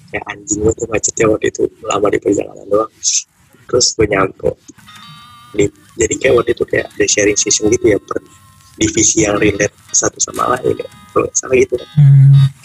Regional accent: Jakarta, Indonesia; now in Bekasi, Indonesia; tinggal di Bekasi bisa kenal orang di Bandung di Bojong

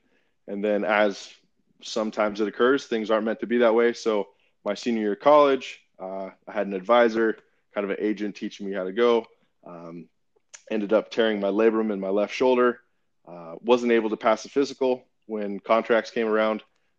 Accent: Vancouver, British Columbia, Canada; also born or lived in Sacramento; now in United States; I was originally from Vancouver, Canada, moved to the United States in 1999, went to high school at Jesuit High School in Sacramento

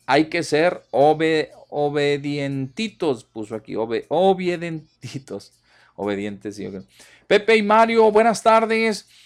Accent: Ocampo, Durango, Mexico; moved away; todos los que nacimos ahí en las rancherías

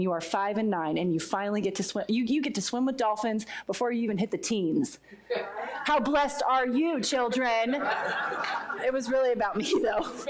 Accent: Poway, California, United States; I'm from Poway, California

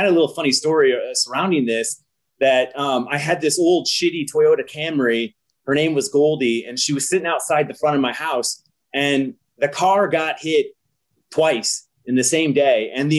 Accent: Nebraska, United States; I'm a software engineer, born and raised in Nebraska.

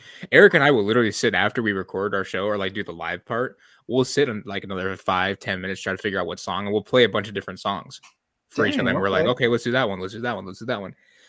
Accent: Detroit, Michigan, United States; I'm from Detroit

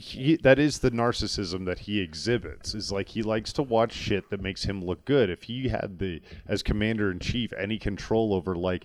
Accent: New York, United States; being a New Yorker in that area at that time

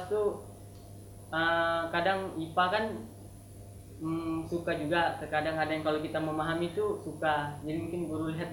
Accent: Malaysia; born there; jadi saya tuh lahirnya di Malaysia, Malaysia.

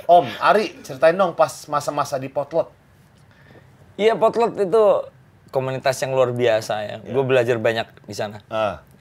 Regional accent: Madiun, East Java, Indonesia; aku lahir di Madiun oh lahir di Madiun sampai kelas matesi di Madiun

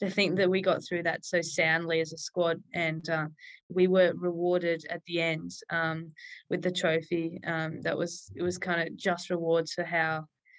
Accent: Coffs Harbour, New South Wales, Australia; I grew up near Coffs Harbour on the north coast of New South Wales

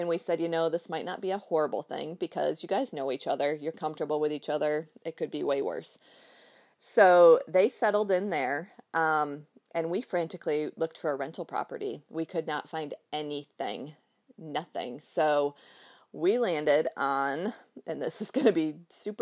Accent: Michigan, United States; moved away as an adult; also born or lived in Tennessee; we moved from Tennessee back to my hometown in Michigan back in April.

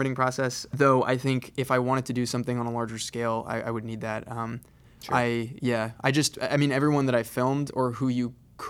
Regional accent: San Diego, California, United States; So I moved to Los Angeles. I grew up in San Diego, so it's not too far from home.

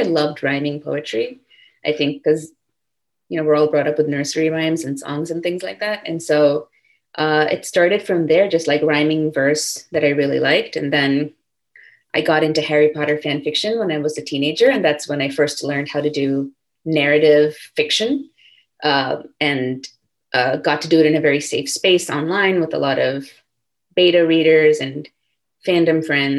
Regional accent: India; also born or lived in California, United States / Singapore; I was born in California, but like I mentioned, we moved to Singapore when I was 6, and then we moved to India when I was 9. So we were living in different places, and I mostly grew up in India.

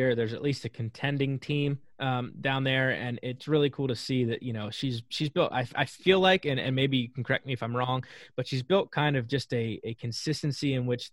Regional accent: Gettysburg, Pennsylvania, United States; now in Eastern Shore of Maryland, United States; I grew up in Pennsylvania

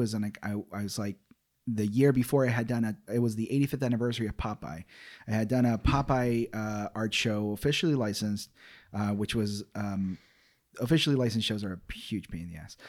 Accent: Ecuador; moved away; … was the nickname given to me as a kid, uh, growing up in Ecuador, South America

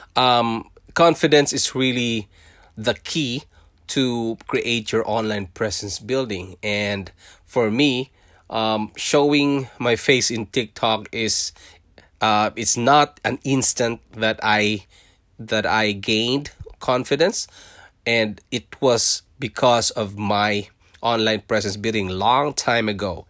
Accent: Philippines; English is a second language; moved away as an adult; also born or lived in Singapore; now in Canada; I was born in Philippines. I'm a Filipino

